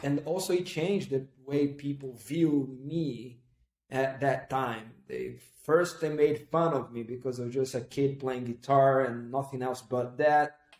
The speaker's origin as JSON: {"language": "English", "town": "Recife", "region": "Pernambuco", "country": "Brazil", "said": "I come from Recife, northeast of Brazil"}